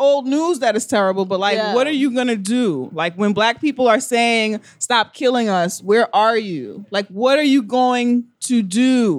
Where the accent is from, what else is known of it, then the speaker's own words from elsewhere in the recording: New York City, New York, United States; I'm a New Yorker.